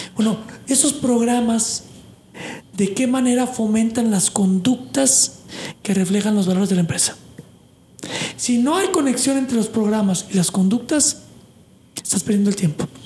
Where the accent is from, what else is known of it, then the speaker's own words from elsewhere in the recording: Mexico; now in United States; yo vengo de México o Latinoamérica católico de pues de fin de semana